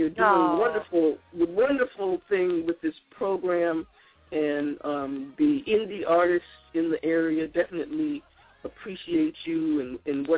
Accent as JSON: {"language": "English", "area": "Long Island", "region": "New York", "country": "United States", "tie": "born or raised there", "said": "I grew up in Long Island, New York"}